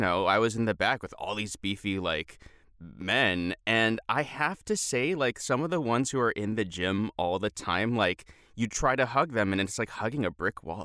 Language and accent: English; United States; We're American